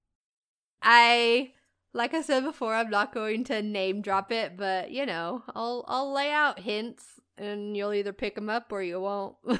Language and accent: English; Midwest, United States; moved away; I'm from the Midwest